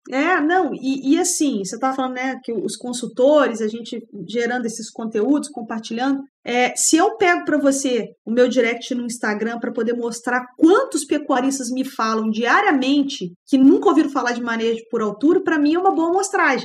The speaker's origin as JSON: {"language": "Portuguese", "town": "Barra Mansa", "region": "Rio de Janeiro", "country": "Brazil", "tie": "born or raised there", "also_born_or_lived": "Viçosa, Brazil / Alagoas, Brazil", "accent": "more like mineiro, not carioca", "moved": "as an adult", "lives_now": "São João del-Rei, Brazil", "said": "nasci no interior do estado do Rio de Janeiro, em Barra Mansa"}